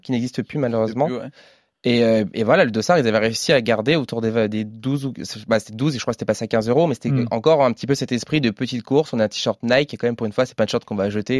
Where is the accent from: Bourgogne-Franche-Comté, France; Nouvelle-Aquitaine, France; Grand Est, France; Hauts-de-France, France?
Hauts-de-France, France; north of Paris, near Chantilly; moved away; proche de Chantilly, qui est une région, bah, ma région natale